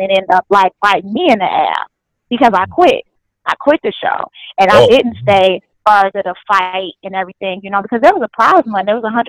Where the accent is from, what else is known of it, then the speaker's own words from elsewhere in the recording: Chicago, Illinois, United States; I'm from Chicago.